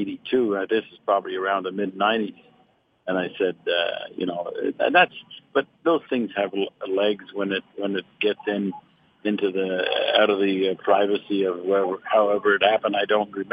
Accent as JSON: {"language": "English", "town": "Montreal", "region": "Quebec", "country": "Canada", "tie": "born or raised there", "said": "I was growing up in Montreal"}